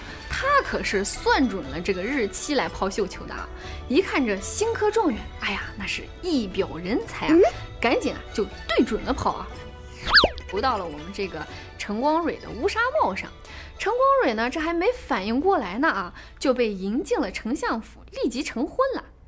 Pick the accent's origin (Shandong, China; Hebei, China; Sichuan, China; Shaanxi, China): Shaanxi, China; 在下呢是如假包换的。陕西人，没想到吧？